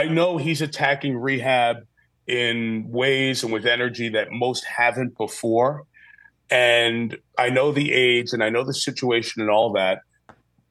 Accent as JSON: {"language": "English", "region": "New York", "country": "United States", "tie": "born or raised there", "said": "I grew up in New York"}